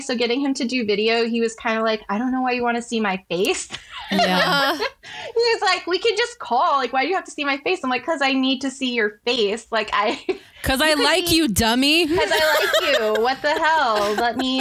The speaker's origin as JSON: {"language": "English", "area": "Bay Area", "region": "California", "country": "United States", "tie": "born or raised there", "said": "We grew up in the Bay Area together"}